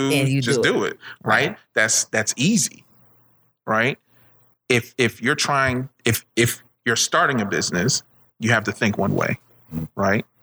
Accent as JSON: {"language": "English", "country": "Jamaica", "said": "I'm from Jamaica."}